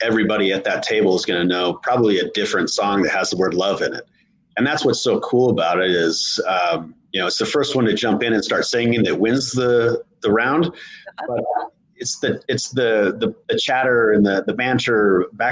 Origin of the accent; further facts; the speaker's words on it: Montana, United States; now in Tennessee, United States; I'm from Montana